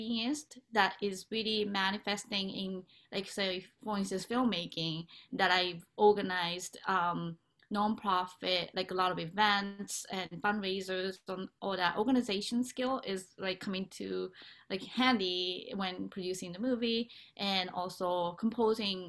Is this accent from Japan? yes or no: yes; Japan; moved away; I'm originally from Japan